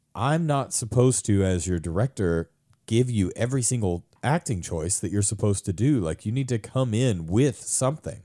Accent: United States; as an American man

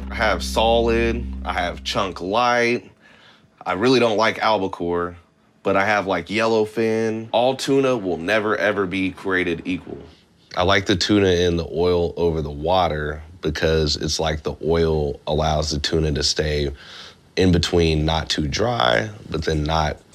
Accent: Lawrence, Kansas, United States; I'm from Lawrence, Kansas, which is the middle of nowhere. It's farms and country stuff is very, very quiet.

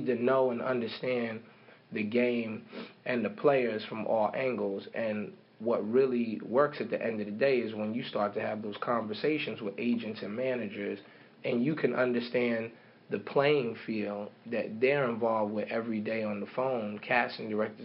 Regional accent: New York City, New York, United States; I'm from Harlem

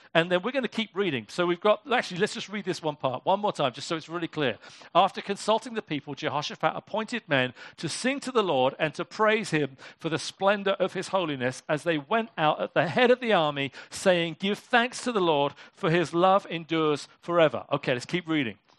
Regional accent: United Kingdom; I'm British

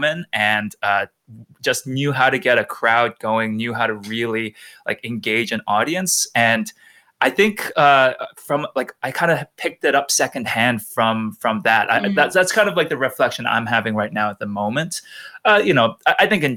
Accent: Langley, British Columbia, Canada; there's this pretty crazy ukulele scene in Langley, which is my hometown

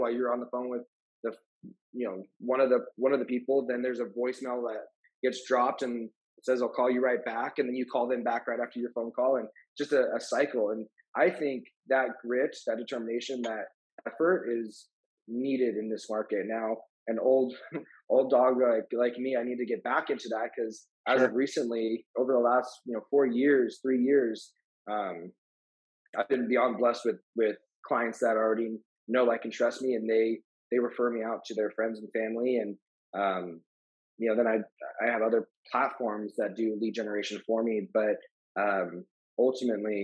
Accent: Glendale, Arizona, United States; I was raised in Glendale. I live in Glendale. I'm an Arrowhead Ranch

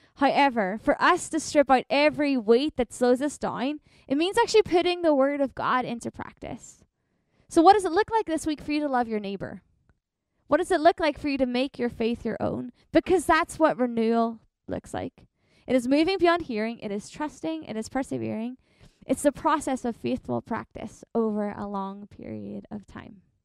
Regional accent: Northern Ireland, United Kingdom; moved away as an adult; also born or lived in Ontario, Canada; now in Winnipeg, Canada; I grew up in Northern Ireland, but I've been in Canada now for about four and a half years

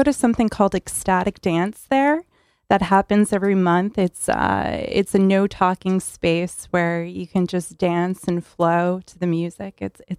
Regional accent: New Hampshire, United States; I have people coming from New Jersey, New York, Massachusetts, and New Hampshire, my hometown.

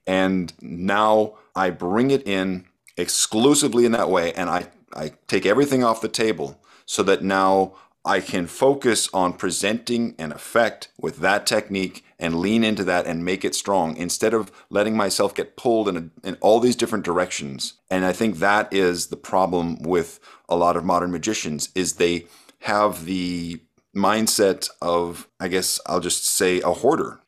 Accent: Arrowhead region, Minnesota, United States; I was getting books from the Duluth Public Library, which is a hundred miles away from where I was living

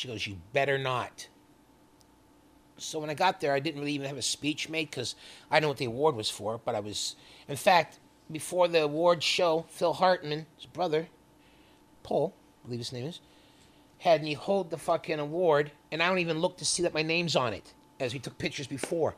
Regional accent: Winnipeg, Manitoba, Canada; moved away as an adult; now in Toronto, Canada; my hometown of Winnipeg

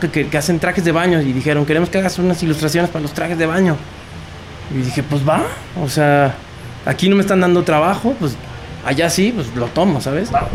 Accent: Mexico; De México.

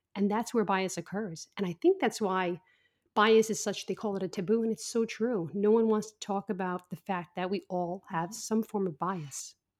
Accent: Ireland; now in United States; I grew up in Ireland

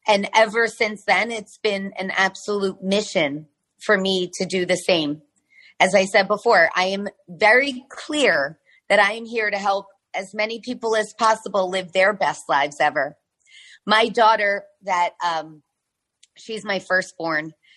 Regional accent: New York, United States; moved away as an adult; now in Florida, United States; I'm from New York. We're currently living in Florida on the beach

